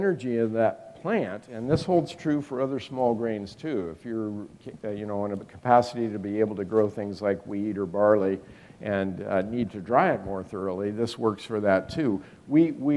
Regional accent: Northern California, United States; moved away as an adult; now in West Virginia, United States; I was raised in Northern California and lived most of my life there

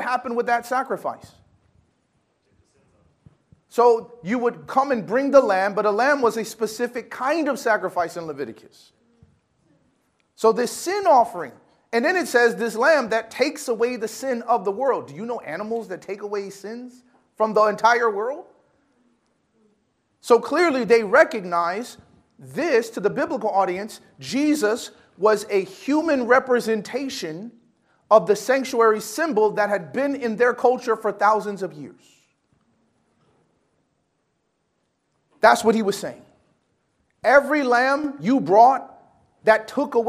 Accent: Chicago, Illinois, United States; I'm from Chicago

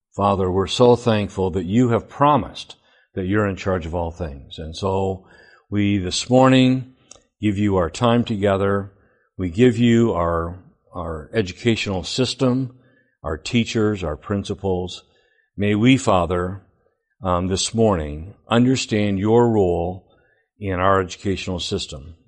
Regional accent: Flint, Michigan, United States; I went all twelve years through public education. I lived in Flint.

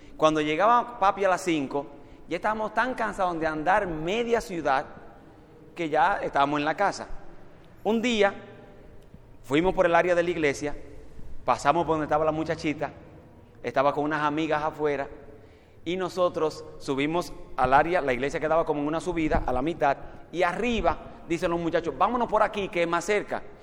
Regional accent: Dominican Republic; la iglesia donde me crié en República Dominicana

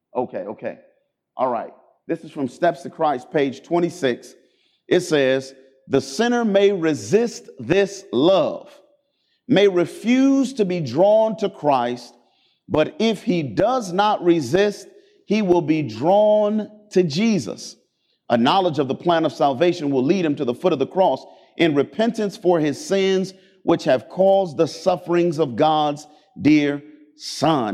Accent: Cleveland, Ohio, United States; I grew up in Cleveland, Ohio

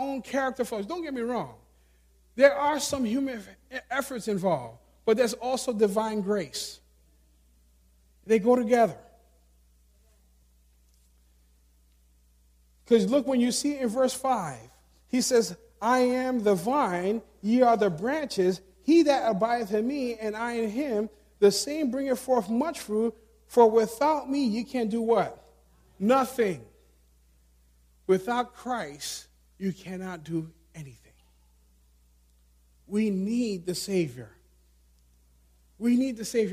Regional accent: New York City, New York, United States; Growing up in New York City, city mentality

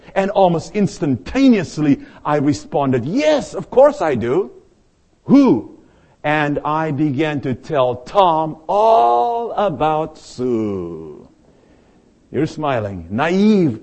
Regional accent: South Africa; moved away as an adult; now in United States; I arrived here in the United States from my home country, South Africa. I was 25 years of age

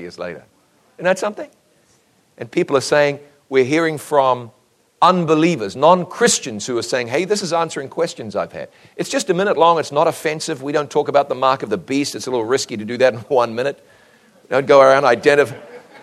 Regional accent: New Zealand; moved away as an adult; my home country of New Zealand

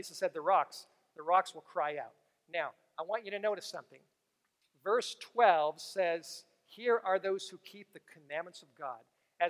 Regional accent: San Antonio, Texas, United States; So I came from San Antonio.

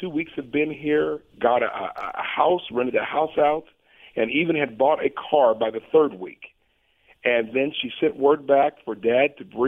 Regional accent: Portland, Oregon, United States; moved away; I was born right here in Portland

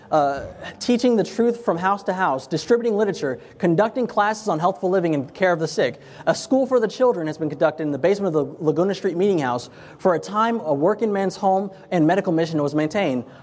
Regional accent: Jamaica; I know I'm Jamaican, I would love to have a, a, a patty a shop

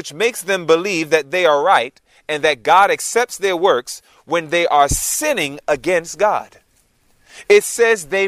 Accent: New York City, New York, United States; moved away; also born or lived in Georgia; Born and raised in Queens, New York

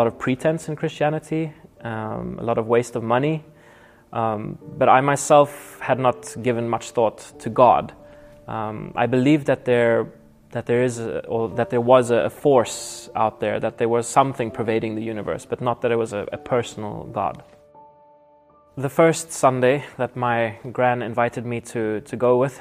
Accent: Nelspruit, Mpumalanga, South Africa; I was born in South Africa in the town of Nelspruit, close to the Kruger National Park

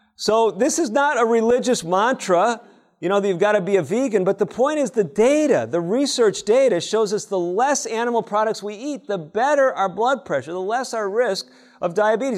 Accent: Chicago, Illinois, United States; when I was growing up in Chicago

